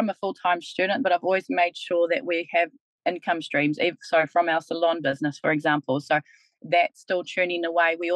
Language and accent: English; Kaitaia, Northland, New Zealand; now in Taranaki, New Zealand; I'm actually from Kaitaia as well, so I'm from Te Rārua